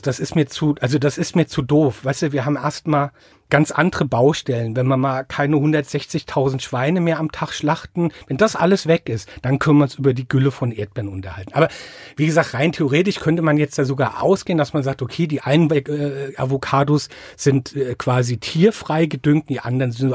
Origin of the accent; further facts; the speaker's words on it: Mainz, Rhineland-Palatinate, Germany; accent: Rheinhessen; now in Ingelheim, Germany; ich bin in Mainz geboren, also in Mainz im Krankenhaus geboren, bin aber in einem Vorort, ne, Vorort von Mainz ist falsch, also an der Grenze zum Vorort von Mainz aufgewachsen